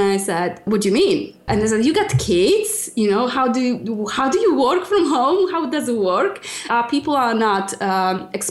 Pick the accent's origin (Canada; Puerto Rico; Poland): Poland; English is a second language; moved away as an adult; now in United Kingdom; I'm originally from Poland and I've been close to 10 years in UK now